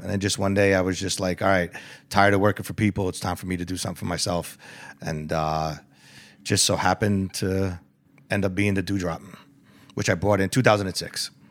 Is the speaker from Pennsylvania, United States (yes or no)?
no; New York, United States; moved away; I was born and raised in the Bronx in Mount Vernon